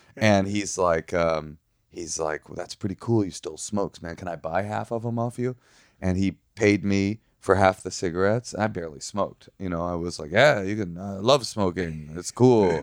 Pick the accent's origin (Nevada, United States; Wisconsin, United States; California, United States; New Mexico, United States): California, United States; Oakland; I grew up in Oakland